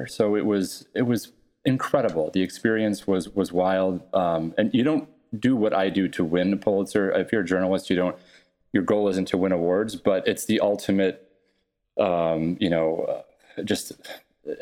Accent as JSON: {"language": "English", "town": "Buffalo", "region": "New York", "country": "United States", "tie": "born or raised there", "said": "I grew up in Buffalo"}